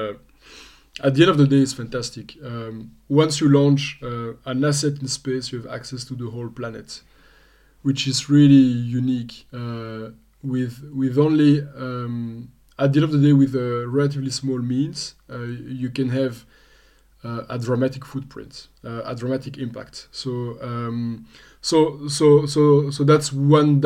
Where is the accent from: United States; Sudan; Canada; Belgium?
Belgium; also born or lived in Australia; born and raised in Belgium.